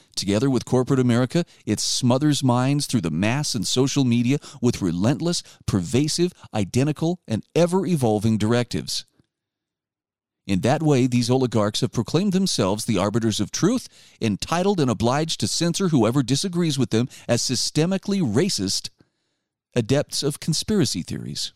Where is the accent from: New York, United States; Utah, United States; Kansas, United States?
Utah, United States; my home state of Utah